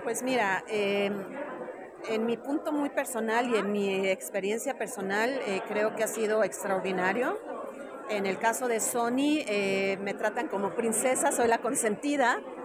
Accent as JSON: {"language": "Spanish", "country": "Mexico", "said": "como mujer, como mexicana y como latinoamérica"}